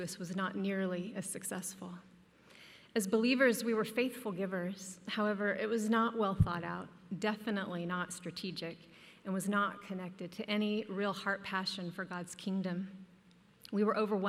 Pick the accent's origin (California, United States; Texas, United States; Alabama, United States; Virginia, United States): Texas, United States; Dallas; moved away as an adult; also born or lived in New York City; Growing up in Dallas